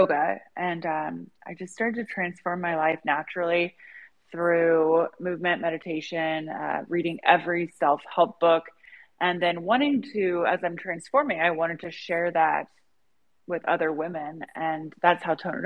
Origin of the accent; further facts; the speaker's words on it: Indiana, United States; I was born in Indiana